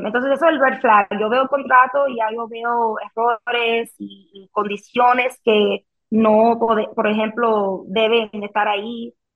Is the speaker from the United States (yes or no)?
yes; Miami, Florida, United States; first language Spanish; aquí en, Miami, donde yo nací